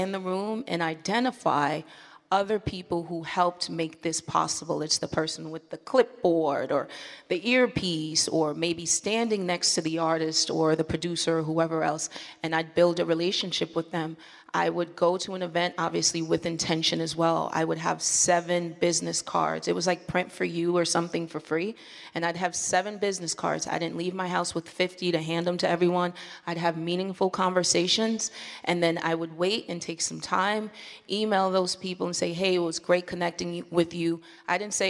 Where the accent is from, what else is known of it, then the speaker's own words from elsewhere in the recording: East Coast, United States; moved away as an adult; now in Los Angeles, United States; I'm originally from the East Coast